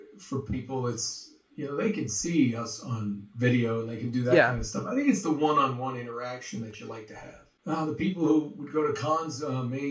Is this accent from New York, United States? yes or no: no; Massachusetts, United States; also born or lived in Connecticut / Rhode Island; now in Los Angeles, United States; went to Massachusetts